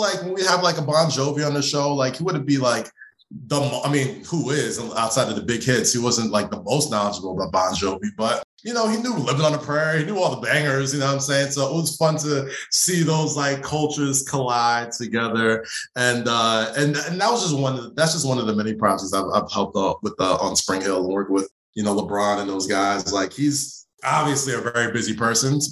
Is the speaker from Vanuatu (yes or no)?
no; Nigeria; we're both Nigerian